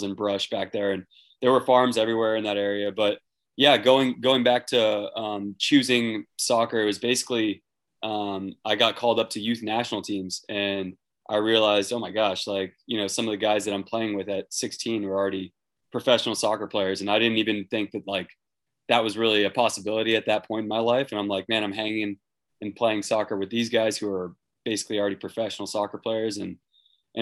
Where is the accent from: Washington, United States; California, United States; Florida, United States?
California, United States; Irvine; But Irvine was a bubble. Grew up there my entire